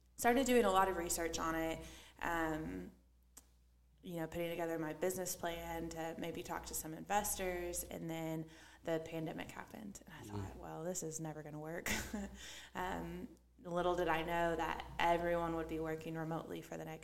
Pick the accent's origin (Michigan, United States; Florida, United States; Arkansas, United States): Arkansas, United States; Fort Smith; moved away as an adult; now in Little Rock, United States; My childhood, I'm from Fort Smith, Arkansas.